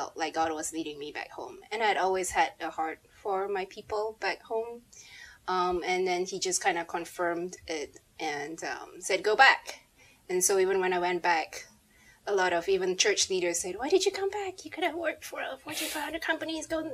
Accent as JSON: {"language": "English", "country": "Malaysia", "said": "I have a Malaysian passport"}